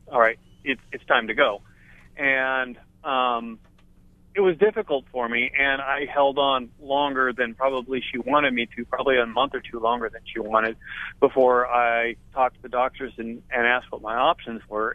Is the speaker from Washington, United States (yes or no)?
yes; Edmonds, Washington, United States; now in Ocean View, United States; I'm from Edmonds, Washington. I live in Ocean View right now